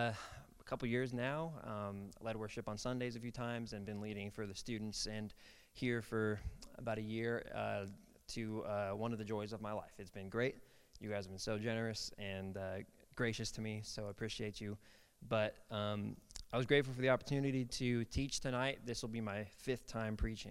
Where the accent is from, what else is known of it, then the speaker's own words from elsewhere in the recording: Kansas City, Kansas, United States; moved away as an adult; now in Shawnee, United States; I grew up in Kansas City, Kansas. Moved down to Shawnee to go to OBU when I was 18 to go to college.